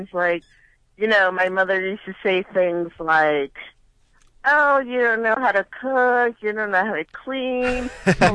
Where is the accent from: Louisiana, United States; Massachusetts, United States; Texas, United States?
Massachusetts, United States; Holyoke; also born or lived in Northfield, Massachusetts; growing up in Holyoke